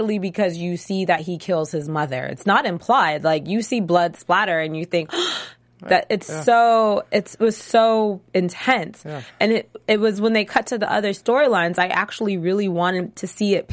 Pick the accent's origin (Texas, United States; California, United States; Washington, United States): California, United States; Los Angeles; I grew up in L.A.